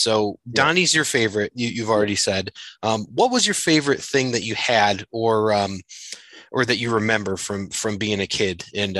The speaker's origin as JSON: {"language": "English", "region": "New England", "country": "United States", "also_born_or_lived": "Southington, Connecticut", "moved": "yes", "lives_now": "Chicago, United States", "said": "I'm a transplant from New England out here in Chicago area"}